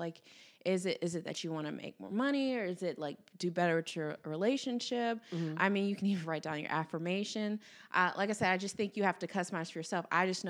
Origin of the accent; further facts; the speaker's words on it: the South, United States; Like, we were raised in the South, like, you hold open the door for someone behind